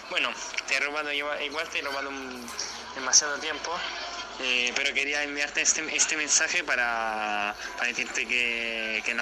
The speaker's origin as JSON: {"language": "Spanish", "country": "Italy", "second_language": "Spanish", "said": "yo soy italiano y mi, novia también."}